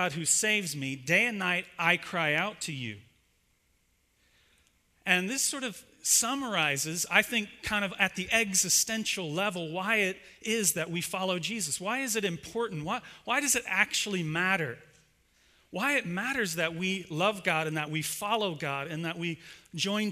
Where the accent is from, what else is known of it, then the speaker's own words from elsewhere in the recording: Ohio, United States; I'm actually from Ohio